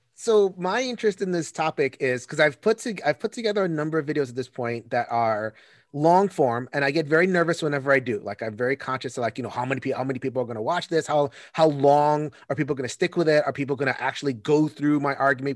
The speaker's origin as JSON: {"language": "English", "region": "New York", "country": "United States", "said": "as a New Yorker"}